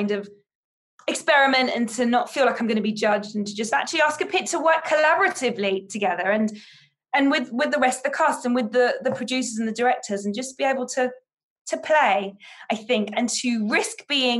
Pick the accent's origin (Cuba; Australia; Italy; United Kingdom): United Kingdom; moved away as an adult; now in United States; as a Brit